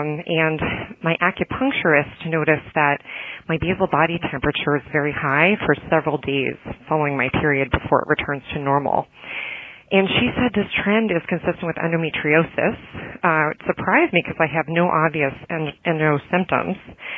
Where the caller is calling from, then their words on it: Newton, Massachusetts, United States; Hi, Dory and Matt. … I'm from Newton, Massachusetts.